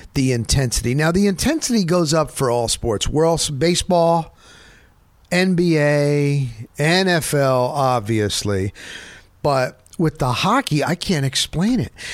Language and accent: English; Northern New Jersey, United States; I grew up in New Jersey, Northern New Jersey